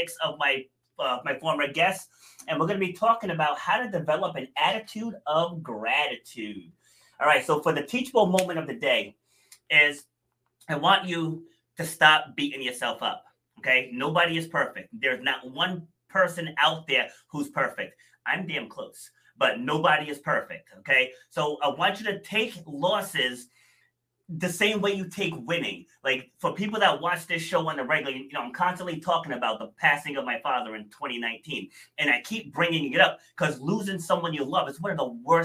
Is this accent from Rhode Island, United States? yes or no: yes; Rhode Island, United States; also born or lived in New York City; I was born in New York City, but I spent the boat, I think we moved to Rhode Island when I was 2.5, I want to say. So I'm definitely from Rhode Island